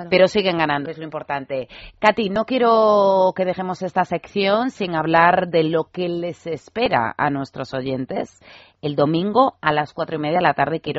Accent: Galicia, Spain; yo como gallega

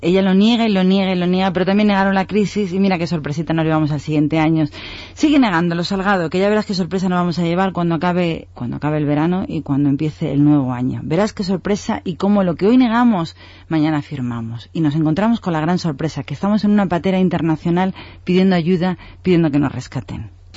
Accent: Spain; como español

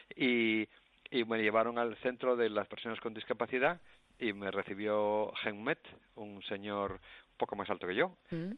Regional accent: Asturias, Spain; moved away as an adult; now in Cambodia; yo nací en Asturias y mis raíces asturianas las llevo a Camboya también

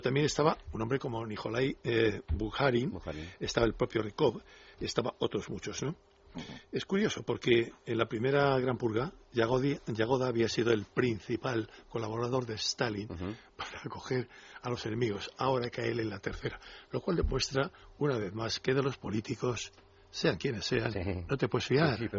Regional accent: Spain

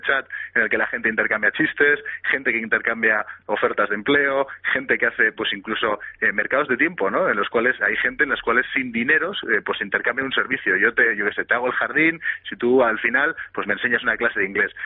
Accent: Bilbao, Basque Country, Spain; somos todos de Bilbao, somos todos vascos

